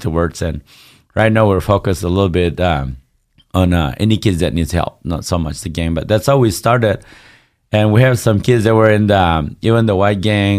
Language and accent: English; Northeast India, India; Yeah, I grew up in India, but very close to Burma. So we're actually a tribe, a 40-plus tribe. We're supposed to be a nation called Naga, but we haven't got the freedom.